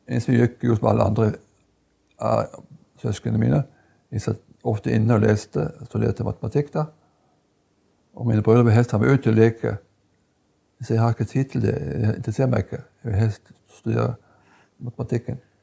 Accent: Lista, Agder, Norway; jeg vokste opp på Lista. Og gikk min barneskole

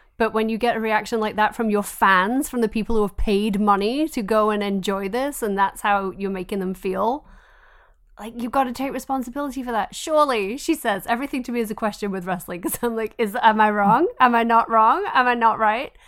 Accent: England, United Kingdom; moved away; I grew up in England

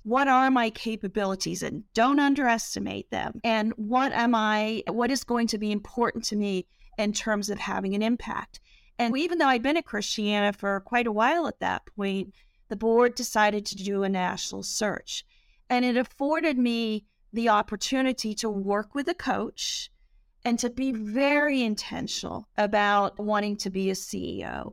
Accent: England, United Kingdom; now in United States; I grew up in England

